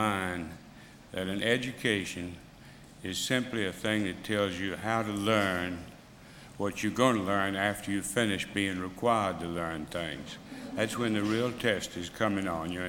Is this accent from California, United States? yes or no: no; Mississippi, United States; I grew up in Mississippi